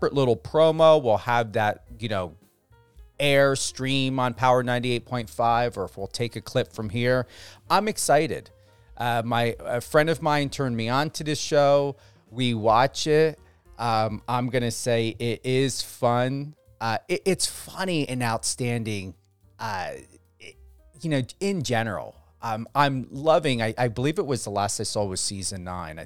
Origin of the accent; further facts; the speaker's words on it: New Jersey, United States; also born or lived in Denver; Camden, New Jersey, my home state